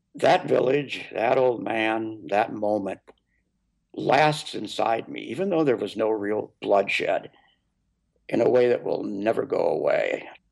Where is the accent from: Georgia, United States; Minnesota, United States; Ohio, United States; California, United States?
Minnesota, United States; my home state of Minnesota